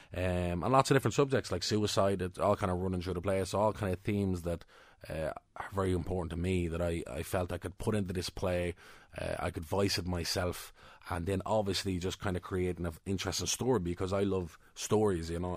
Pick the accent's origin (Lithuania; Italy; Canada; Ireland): Ireland